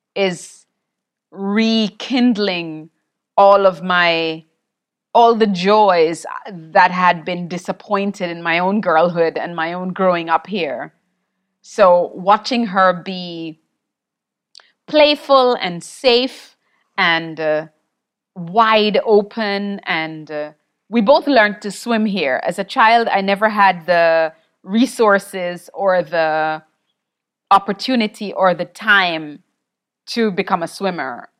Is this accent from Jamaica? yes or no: yes; Jamaica; I grew up in Jamaica